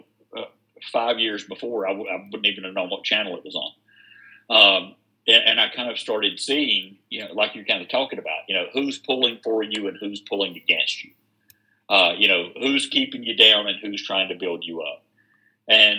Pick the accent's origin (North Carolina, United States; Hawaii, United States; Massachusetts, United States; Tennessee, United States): North Carolina, United States; Wilkes County; also born or lived in Charlotte, North Carolina; I grew up partially here in Wilkes County, and my mom lived in Charlotte, so I was in Charlotte during the Jim Crockett days